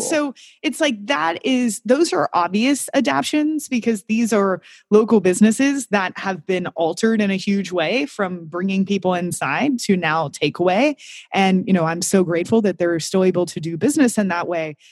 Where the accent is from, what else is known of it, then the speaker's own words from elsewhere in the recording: Kentucky, United States; now in Amsterdam, Netherlands; I grew up in Kentucky